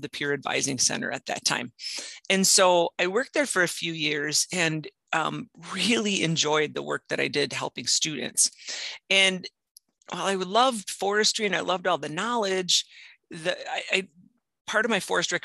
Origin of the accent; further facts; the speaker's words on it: Marinette, Wisconsin, United States; moved away as an adult; also born or lived in Twin Cities; I grew up in Marinette